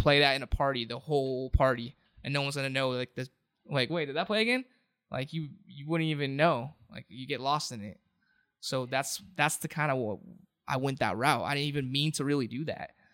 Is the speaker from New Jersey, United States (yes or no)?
no; Anaheim, California, United States; also born or lived in Santa Ana / Garden Grove / Westminster; Born and raised in Anaheim.